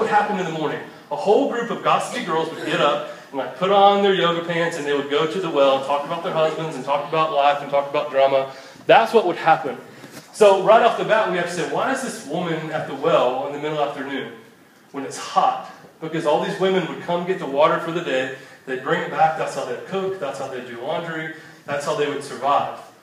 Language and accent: English; Cumming, Georgia, United States; also born or lived in Statesboro, Georgia; my hometown of Cummings